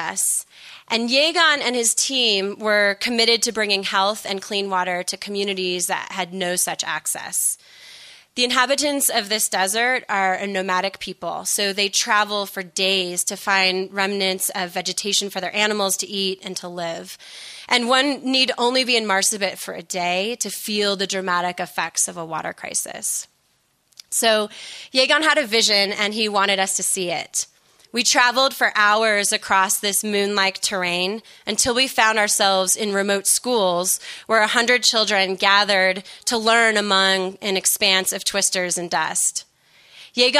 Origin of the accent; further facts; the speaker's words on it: United States; as an American in the millennial generation, I came of age in a culture of self-actualization